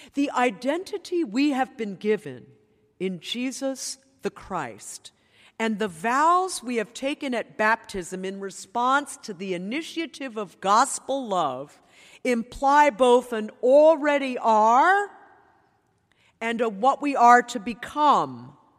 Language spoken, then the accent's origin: English; New York, United States; I grew up in New York